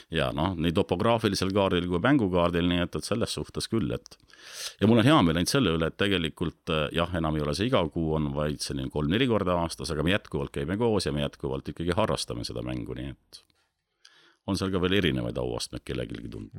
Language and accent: Estonian; Otepää, Valga County, Estonia; moved away as an adult; also born or lived in Pärnu; now in Saarde Parish, Estonia; ma olen sündinud Pühajärvel, sünni, sünnitunnistus on Otepää, aga mm, olen seal sündinud, olen kasvanud kuni ka,, äh, kuni kaheksateist